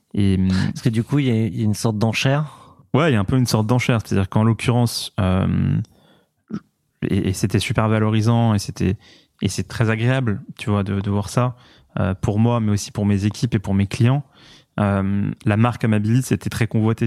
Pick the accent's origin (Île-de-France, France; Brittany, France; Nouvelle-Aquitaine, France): Île-de-France, France; Paris; je, suis né à Paris, j'ai grandi à Paris, j'adore Paris